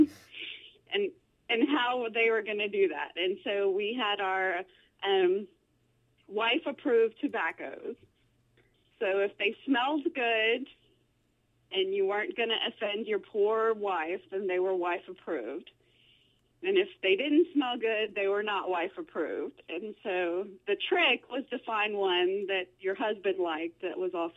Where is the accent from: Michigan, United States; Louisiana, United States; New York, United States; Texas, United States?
Louisiana, United States; Greensburg Springs; I live in a little town called Greenville Springs, which is just north of Baton Rouge, Louisiana. And I actually live now less than 2 miles from the house I grew up